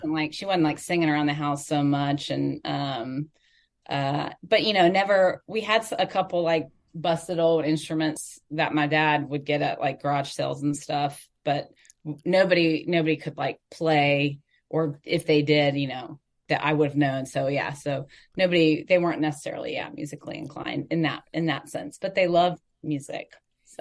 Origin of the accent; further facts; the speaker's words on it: Atlanta, Georgia, United States; moved away as an adult; also born or lived in Clemson, South Carolina; now in Nashville, United States; I grew up in Northwest Atlanta.